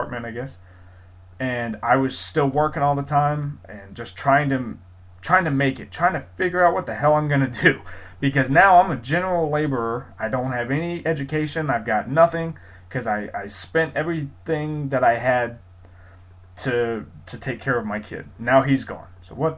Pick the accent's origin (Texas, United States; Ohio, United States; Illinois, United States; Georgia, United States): Ohio, United States; Columbus; also born or lived in Galloway, Ohio; I grew up in Columbus, Ohio, but I'm from Galloway, Ohio